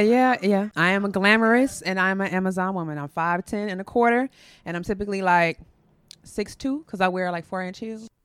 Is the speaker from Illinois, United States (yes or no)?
yes; Chicago, Illinois, United States; I'm from Chicago, born and raised